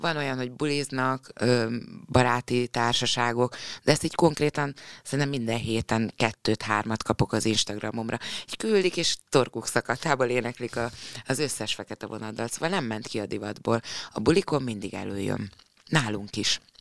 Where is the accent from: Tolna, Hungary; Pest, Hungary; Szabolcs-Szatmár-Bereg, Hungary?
Szabolcs-Szatmár-Bereg, Hungary; Nyíregyháza; moved away; Én jártam is ott suliba